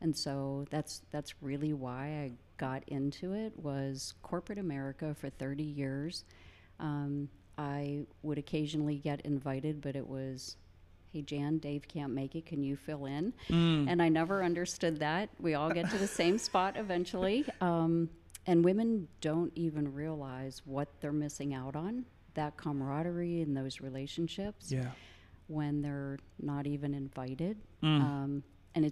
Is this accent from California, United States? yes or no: no; Indiana, Pennsylvania, United States; Indiana, PA, about 60 miles east, small college town. Grew up in a neighborhood mostly full of boys